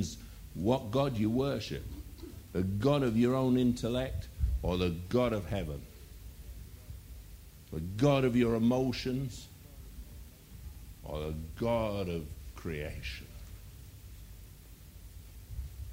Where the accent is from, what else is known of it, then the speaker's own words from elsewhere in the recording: England, United Kingdom; I'm an Englishman